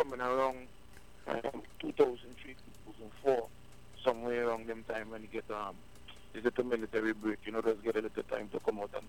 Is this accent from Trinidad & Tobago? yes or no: yes; Trinidad & Tobago; First, let me make it be known that I'm a Trinidadian, in case a lot of people don't know still, so, you know, because I've been around so many Jamaicans and Guyanese, my accent all over the place